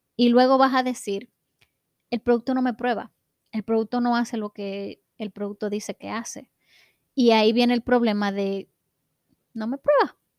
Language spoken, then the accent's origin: Spanish; Dominican Republic; En mi país, en República Dominicana